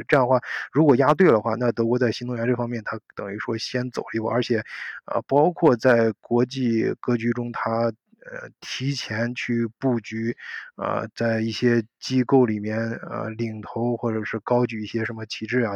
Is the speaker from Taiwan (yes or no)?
no; China; now in Germany; 我们作为中国人